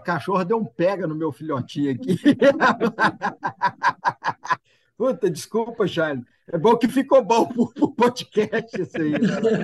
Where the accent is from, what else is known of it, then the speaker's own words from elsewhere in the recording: Altinópolis, São Paulo, Brazil; moved away as an adult; now in Mato Grosso, Brazil; eu sou de Altinópolis, interior de São Paulo, próximo a Ribeirão Preto